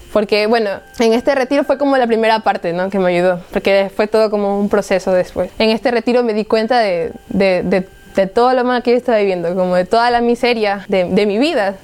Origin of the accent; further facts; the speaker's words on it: Guayaquil, Guayas, Ecuador; soy de Ecuador, de la ciudad de Guayaquil y tengo 20 años